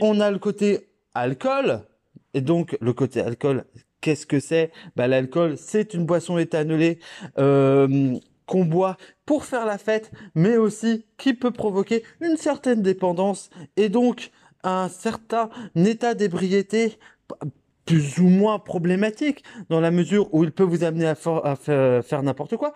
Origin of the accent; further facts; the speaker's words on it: Dijon, Bourgogne-Franche-Comté, France; je viens de Dijon